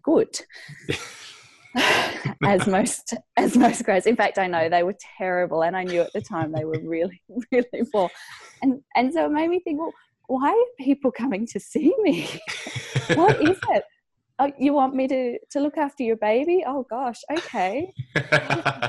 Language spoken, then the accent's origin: English; Fremantle, Western Australia, Australia; also born or lived in Colorado; I've just taken over my dad's practice in Fremantle, which is my hometown.